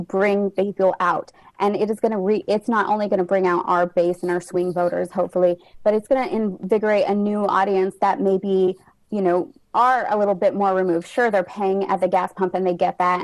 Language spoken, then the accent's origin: English; New Mexico, United States; now in Alexandria, United States; I was born and raised in New Mexico.